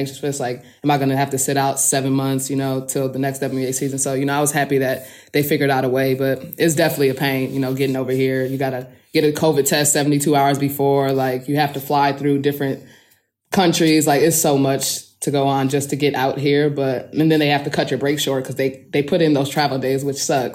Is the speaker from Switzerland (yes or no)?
no; Midwest, United States; moved away as an adult; also born or lived in Turkey; now in Kursk, Russia; I'm from the Midwest